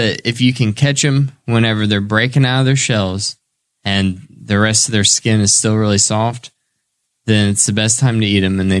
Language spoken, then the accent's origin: English; Dunreath, Indiana, United States; In my house and growing up in Dunreath, there were a lot.